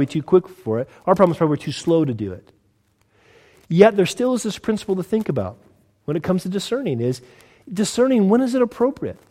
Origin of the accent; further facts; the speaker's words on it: United States; now in United Kingdom; I'm from the States